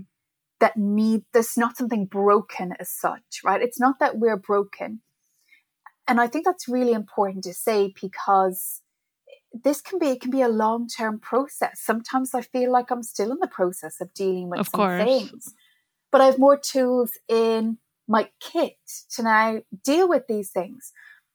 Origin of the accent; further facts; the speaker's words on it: Ireland; moved away as an adult; also born or lived in Middle East; now in New York City, United States; So I'm originally from Ireland. I'm not a New Yorker, as you can probably tell by my accent